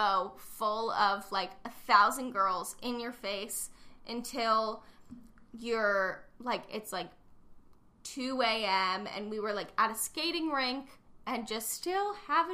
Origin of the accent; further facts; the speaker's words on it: Kent, Ohio, United States; I'm from Kent, but I didn't go to Kent